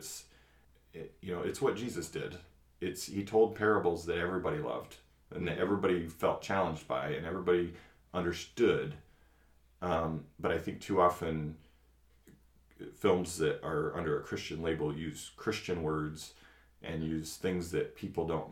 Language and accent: English; New England, United States; moved away as an adult; also born or lived in Maine / Indiana / New Mexico / North Carolina; now in Michigan, United States; I grew up in New England. I was calling mom back in Massachusetts.